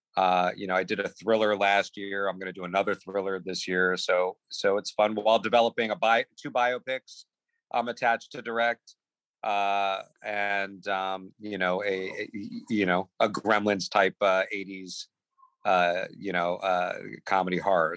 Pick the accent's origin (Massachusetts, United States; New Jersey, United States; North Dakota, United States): New Jersey, United States; Growing up in Jersey as like one of the the the, the couple of Jewish uh, kids in my class